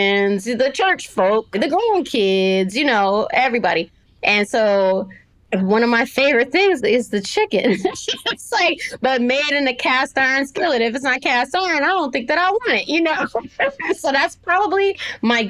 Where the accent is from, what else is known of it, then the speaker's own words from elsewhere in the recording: California, United States; moved away as an adult; also born or lived in Stockton, California / Sacramento, California / San Francisco, California; now in Nashville, United States; I was born in Stockton, California in 1973, and I was raised in Sacramento